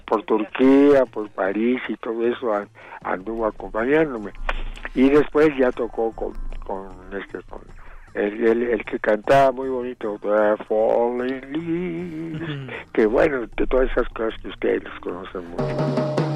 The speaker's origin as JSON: {"language": "Spanish", "region": "Chihuahua", "country": "Mexico", "tie": "born or raised there", "said": "mi papá hizo la primera banda de jazz allá en Chihuahua porque yo nací en Chihuahua"}